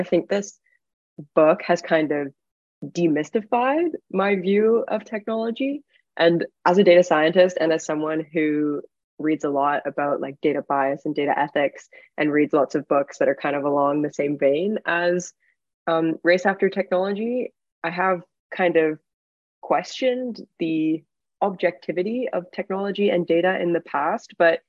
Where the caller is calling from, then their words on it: New York City, New York, United States; My pronouns are also she, her, and I am calling in from New York City.